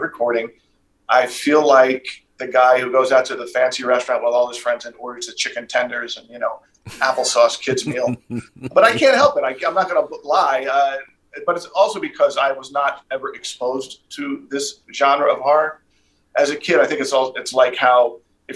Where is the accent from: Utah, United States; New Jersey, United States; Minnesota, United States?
New Jersey, United States; I'm from New Jersey